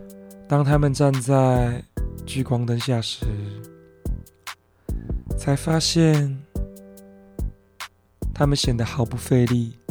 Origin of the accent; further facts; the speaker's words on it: Taiwan; first language Mandarin and Taiwanese Hokkien; 身为台湾人，这两种语言都算是我的母语。